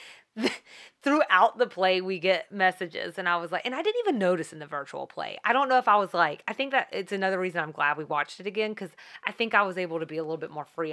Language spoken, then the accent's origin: English; the South, United States; I'm from the South